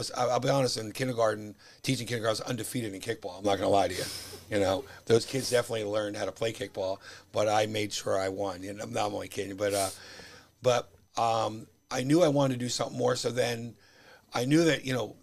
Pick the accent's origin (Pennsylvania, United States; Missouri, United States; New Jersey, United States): New Jersey, United States; Rumson; I grew up in Rumson, but, you know, Rumson, Fairhaven is connected